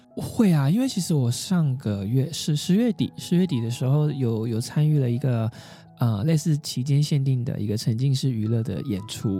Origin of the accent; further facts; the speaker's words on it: Kaohsiung, Taiwan; moved away as an adult; now in Taipei, Taiwan; 我住台北好多年了，然后高雄是我的家乡